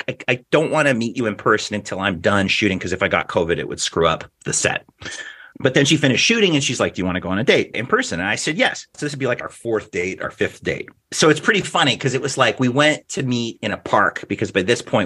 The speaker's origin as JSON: {"language": "English", "region": "Alberta", "country": "Canada", "tie": "born or raised there", "said": "as we said growing up in Alberta"}